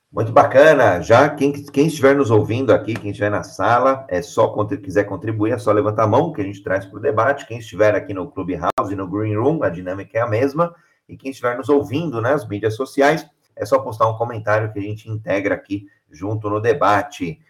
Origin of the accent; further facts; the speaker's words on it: Brazil; Sou brasileiro